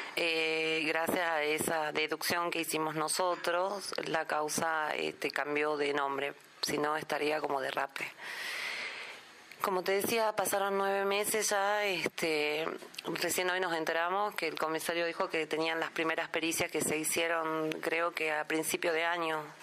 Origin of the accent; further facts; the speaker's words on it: San Salvador de Jujuy, Jujuy, Argentina; soy de San Salvador de Jujuy, departamento Manuel Grano, capital